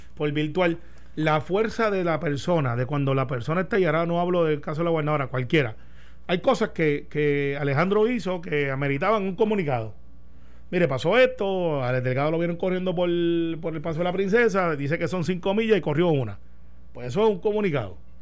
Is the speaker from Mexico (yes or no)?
no; Puerto Rico